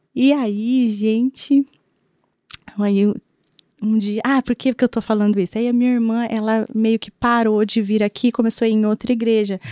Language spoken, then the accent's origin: Portuguese; Londrina, Paraná, Brazil; also born or lived in Curitiba / Sertanópolis; nós mudamos para Londrina, eu devia ter três aninhos.